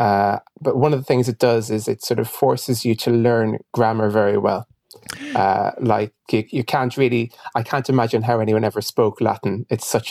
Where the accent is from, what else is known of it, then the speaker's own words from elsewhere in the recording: Ireland; I'm half Irish and half Ghanaian.